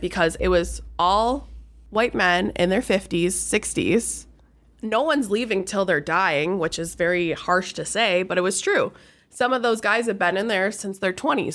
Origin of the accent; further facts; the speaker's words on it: Rochester, Michigan, United States; I grew up in Rochester